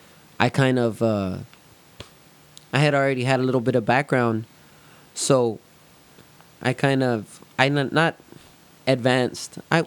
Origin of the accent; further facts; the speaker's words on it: Somerset, Texas, United States; I grew up in Somerset area.